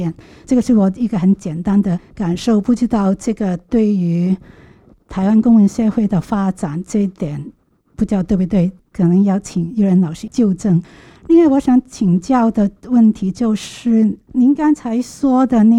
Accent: Hong Kong; 我是香港人

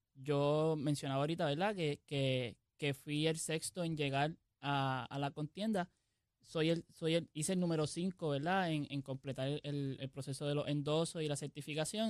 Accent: Jayuya, Puerto Rico; also born or lived in Mayagüez; soy de Jayuya

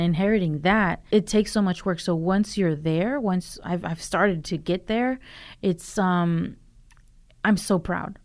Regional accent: Durham, North Carolina, United States; also born or lived in Los Angeles; I grew up in Durham.

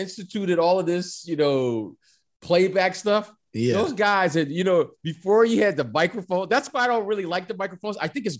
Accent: Detroit, Michigan, United States; my dad actually advanced to like the president of the officials in the state of Michigan, where I grew up in Detroit.

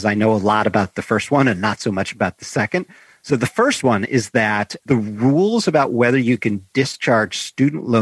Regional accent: Chicago, Illinois, United States; So I grew up in Chicago

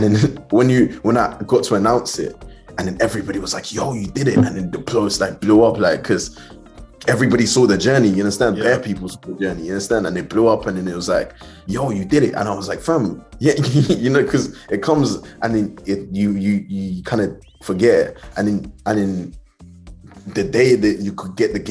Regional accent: Southampton, South East England, United Kingdom; I grew up in Southampton.

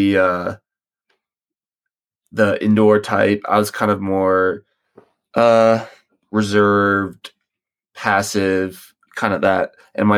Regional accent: Charlotte, North Carolina, United States; also born or lived in Virginia Beach, Virginia; I was born in Virginia Beach, Virginia, 1998, and I moved to Charlotte, North Carolina with my family when I was 3, I think, in maybe like 2000, 2001

